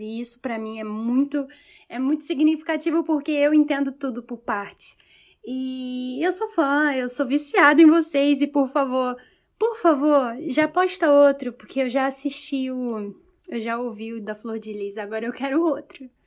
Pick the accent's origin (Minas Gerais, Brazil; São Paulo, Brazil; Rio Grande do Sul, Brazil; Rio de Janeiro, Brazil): Rio de Janeiro, Brazil; now in Lisbon, Portugal; eu sou do Rio de Janeiro, mas eu vivo em Lisboa, Portugal